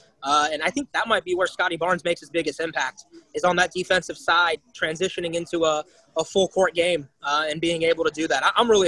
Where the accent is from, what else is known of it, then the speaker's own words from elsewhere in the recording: Tallahassee, Florida, United States; I grew up in Tally, a diehard Seminole.